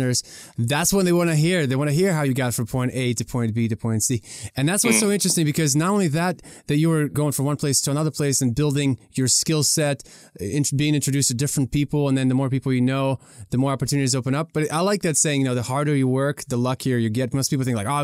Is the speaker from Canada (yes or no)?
no; Ukraine; now in United States; in Ukraine where I was